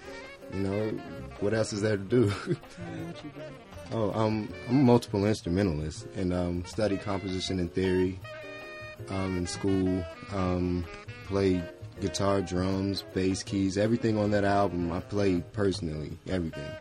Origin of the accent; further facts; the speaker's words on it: Asheville, North Carolina, United States; now in Atlanta, United States; I'm originally from Asheville, North Carolina